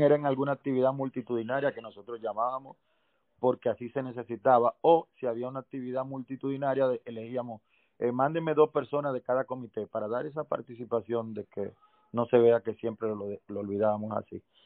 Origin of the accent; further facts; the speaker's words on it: Santo Domingo, Distrito Nacional, Dominican Republic; yo nací en Santo Domingo